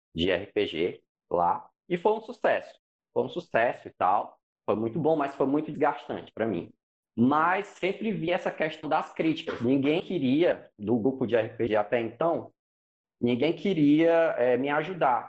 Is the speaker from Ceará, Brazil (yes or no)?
yes; Fortaleza, Ceará, Brazil; sou de Fortaleza, né, e tal, aqui no, no Ceará